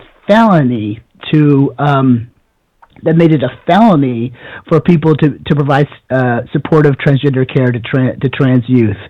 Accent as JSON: {"language": "English", "country": "Canada", "tie": "born or raised there", "moved": "yes", "said": "I grew up in Canada in a village of 200 people"}